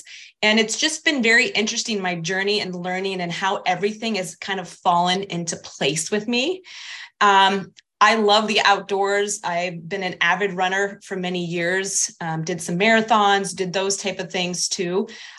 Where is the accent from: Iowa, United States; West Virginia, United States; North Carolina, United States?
Iowa, United States; born there; also born or lived in Kansas; So I grew up, well, I was born in Iowa. So I currently reside in West Des Moines, Iowa, which is a suburb of Des Moines, the capital.